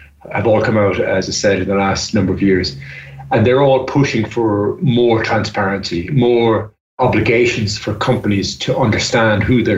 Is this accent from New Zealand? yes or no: no; Ireland; I'm Irish and I'm based in Ireland